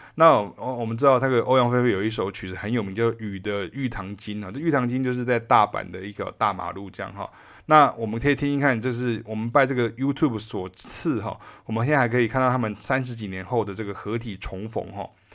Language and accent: Chinese; Taiwan; 我也是台湾乡下长大的这个乡下人啊，我是台湾人哈，在乡，在乡下长大